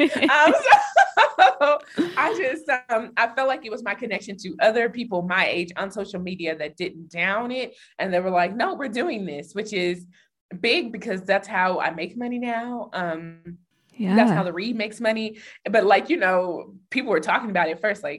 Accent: Denver, Colorado, United States; Growing up in Denver, the city, like where I live, in the main part of the city, was actually where Black people live

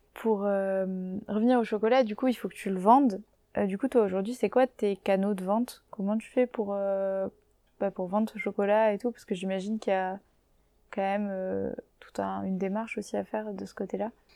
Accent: Castres, Occitania, France; now in Paris, France; j'habite à Paris en ce moment, et pareil, je viens de Castres, donc une toute petite ville dans le sud-ouest

